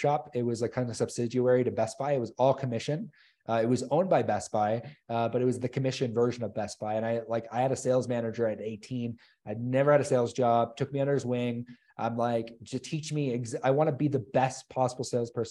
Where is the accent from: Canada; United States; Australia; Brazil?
Canada; Chatham, Ontario; I grew up in Chatham, Ontario